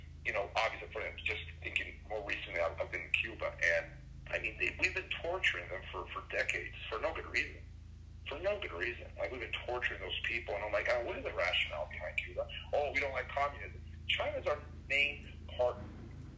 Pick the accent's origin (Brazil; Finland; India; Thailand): Brazil; now in United States; I grew up in Brazil